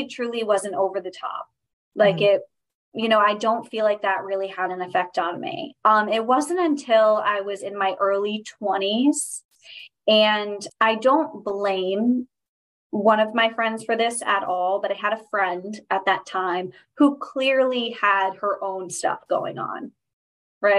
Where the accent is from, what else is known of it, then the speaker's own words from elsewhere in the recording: Newport, Rhode Island, United States; I'm from Newport, Rhode Island is where I'm living right now. I'm from this area. Haven't ventured out much